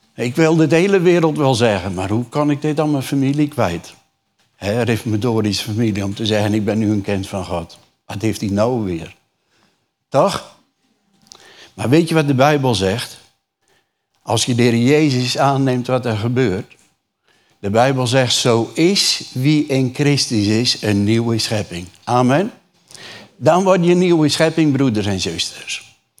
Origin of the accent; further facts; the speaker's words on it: Urk, Flevoland, Netherlands; Ik kom uit een reformatorisch dorp. Jullie weten, ik kom van Urk, niet ver van hier.